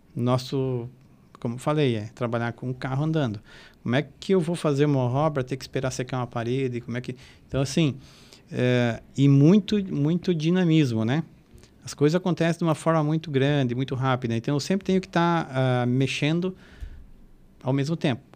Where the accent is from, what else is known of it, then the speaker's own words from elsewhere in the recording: Catanduvas, Santa Catarina, Brazil; moved away as an adult; also born or lived in Blumenau / Florianópolis; Eu sou natural do Oeste